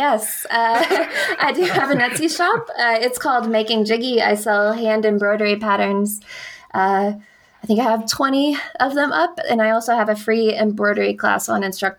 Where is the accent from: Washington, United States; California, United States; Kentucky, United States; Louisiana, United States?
Kentucky, United States; now in Colorado, United States